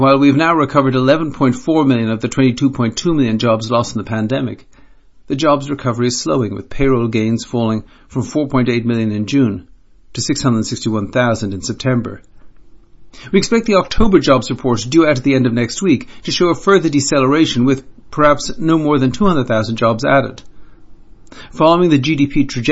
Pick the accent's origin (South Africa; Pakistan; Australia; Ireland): Ireland; Being an Irishman